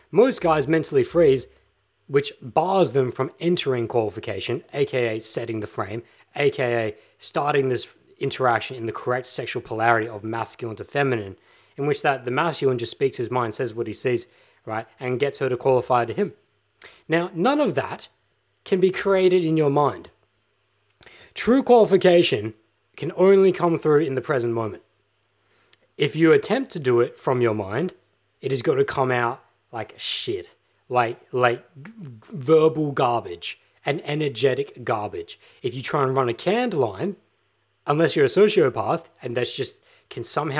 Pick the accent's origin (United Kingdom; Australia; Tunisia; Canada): Australia; No, I'm fucking Australian, bruh. I'm Australian.